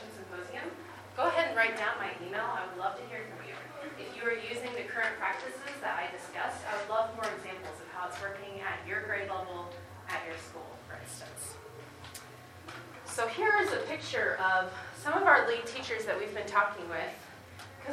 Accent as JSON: {"language": "English", "region": "Midwest", "country": "United States", "also_born_or_lived": "North Carolina", "moved": "as an adult", "lives_now": "Asheville, United States", "said": "I am from the Midwest originally, but we live in Asheville right now"}